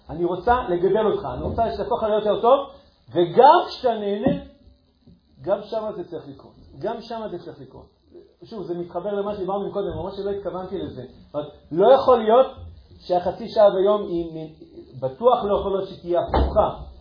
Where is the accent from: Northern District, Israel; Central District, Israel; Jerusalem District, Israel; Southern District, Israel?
Southern District, Israel; Ashkelon; אני גדלתי באשקלון